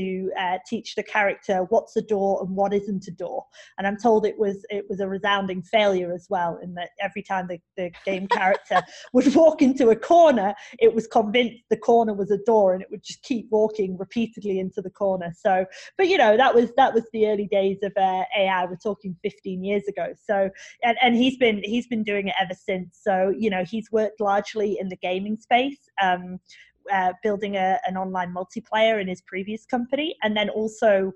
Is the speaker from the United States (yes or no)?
no; England, United Kingdom; I'm English